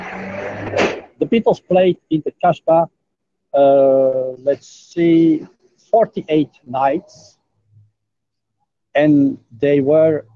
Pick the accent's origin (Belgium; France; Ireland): Belgium; now in Jakarta, Indonesia; From Belgium.